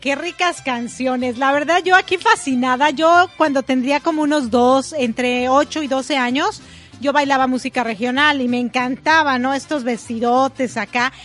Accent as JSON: {"language": "Spanish", "country": "Mexico", "tie": "born or raised there", "also_born_or_lived": "Ecuador", "moved": "yes", "lives_now": "United States", "said": "me considero mexicana porque nací ahí"}